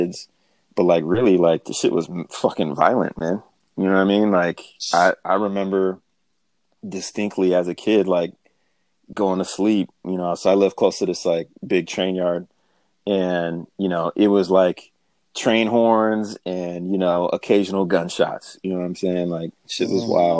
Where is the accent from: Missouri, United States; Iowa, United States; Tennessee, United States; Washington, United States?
Washington, United States; Seattle; so I grew up in South End